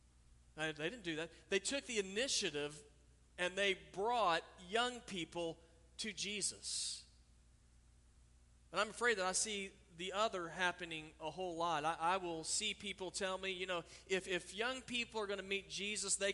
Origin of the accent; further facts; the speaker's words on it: Oklahoma, United States; now in South Carolina, United States; when I was a kid, I grew up in Oklahoma.